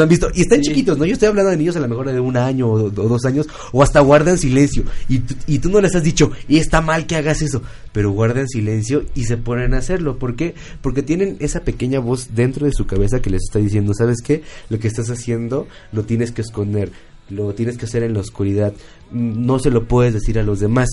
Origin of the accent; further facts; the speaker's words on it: Mexico; como mexicanos